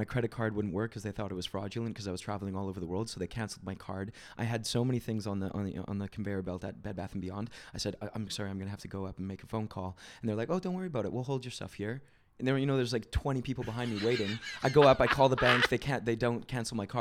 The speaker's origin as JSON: {"language": "English", "country": "Canada", "said": "I'm Canadian"}